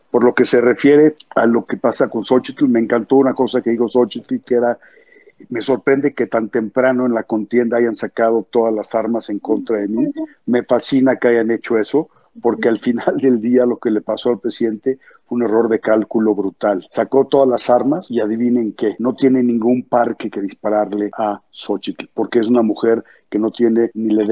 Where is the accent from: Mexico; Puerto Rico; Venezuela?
Mexico; y eso por ahí es en donde nosotros como mexicanos tenemos que transmitir lo que queremos como país.